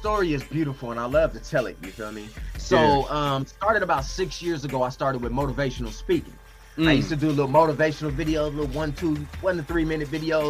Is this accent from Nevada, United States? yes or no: yes; North Las Vegas, Nevada, United States; I'm born and raised in Las Vegas, Sin City, baby, 702.